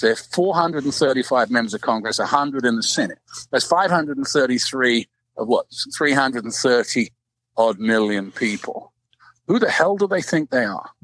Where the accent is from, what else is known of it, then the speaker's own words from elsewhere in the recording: London, United Kingdom; moved away; I'm 12,000 miles away. I was from London